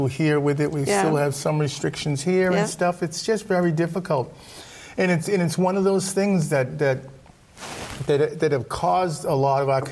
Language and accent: English; Boston, Massachusetts, United States; I went to school at Sacred Heart. I'm from Roslindale